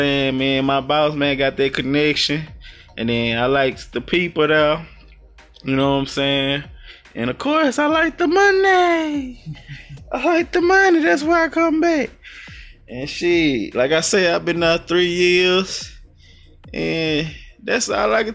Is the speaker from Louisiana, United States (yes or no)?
yes; Louisiana, United States; now in Houston, United States; I'm from Louisiana, let's get it right, 318